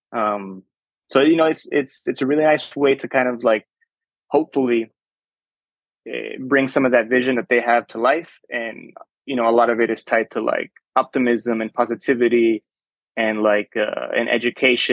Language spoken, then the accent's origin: English; Chula Vista, California, United States; first language Spanish; English is a second language; I grew up in Chula Vista